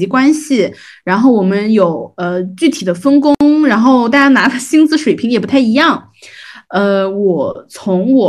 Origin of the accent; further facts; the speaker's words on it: Jiangnan, China; accent: Jiangnan; 会有那种呃我们江南话讲打打流的那种呃同学